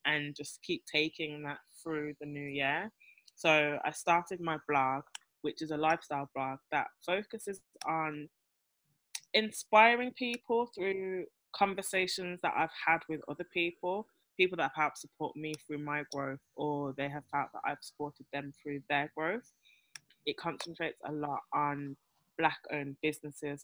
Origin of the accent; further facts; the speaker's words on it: Birmingham, West Midlands, United Kingdom; also born or lived in Kent / London; now in Nevis, Saint Kitts and Nevis; I am from England originally, Birmingham more specifically.